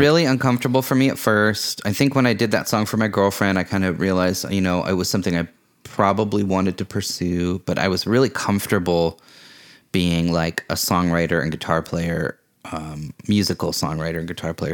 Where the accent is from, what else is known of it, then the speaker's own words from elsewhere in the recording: Vashon, Washington, United States; also born or lived in California; I moved back to Vashon from California